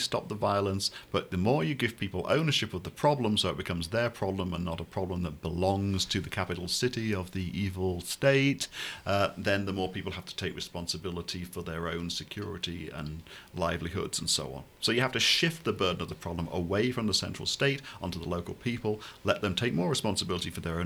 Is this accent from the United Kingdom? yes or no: yes; United Kingdom; I come from the United Kingdom of Great Britain and Northern Ireland